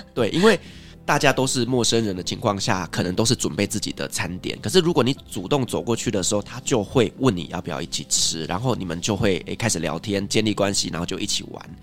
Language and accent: Chinese; Taiwan; 最后我们就是用台语在沟通